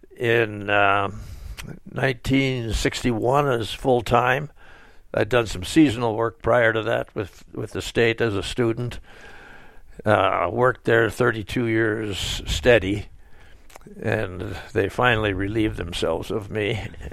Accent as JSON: {"language": "English", "town": "Sheboygan", "region": "Wisconsin", "country": "United States", "tie": "born or raised there", "moved": "yes", "said": "was born in Sheboygan, Wisconsin, and I went through high school years there"}